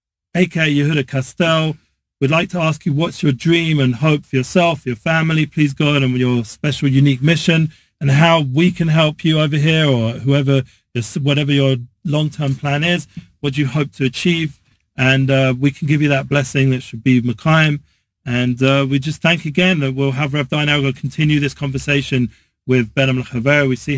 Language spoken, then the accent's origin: English; England, United Kingdom; Yes, I'm English.